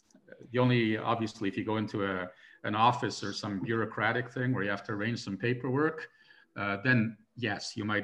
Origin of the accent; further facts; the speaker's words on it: Montreal, Quebec, Canada; first language Hungarian; now in Hungary; I was born in Montreal, but my parents spoke to me in Hungarian from day one